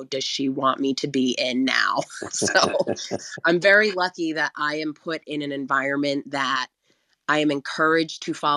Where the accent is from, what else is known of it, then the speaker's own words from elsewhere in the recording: New Jersey, United States; I'm from Jersey